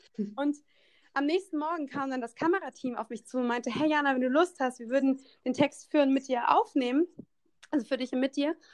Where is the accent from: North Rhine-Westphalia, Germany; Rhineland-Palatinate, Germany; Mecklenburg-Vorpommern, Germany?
Rhineland-Palatinate, Germany; Koblenz; in meiner Heimatstadt in Koblenz, ich komme aus Koblenz